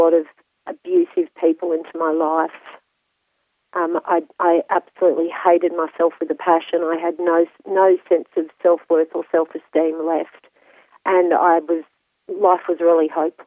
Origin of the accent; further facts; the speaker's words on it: Sydney, New South Wales, Australia; I grew up in Sydney